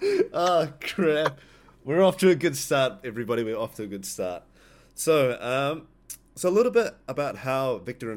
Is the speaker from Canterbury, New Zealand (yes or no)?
yes; Christchurch, Canterbury, New Zealand; I was born and raised in Christchurch.